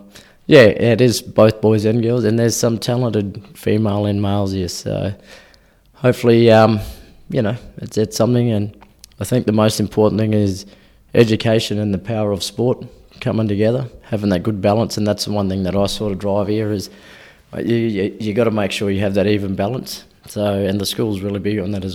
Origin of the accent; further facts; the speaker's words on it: Darwin, Northern Territory, Australia; now in Far North Queensland, Australia; growing up in Darwin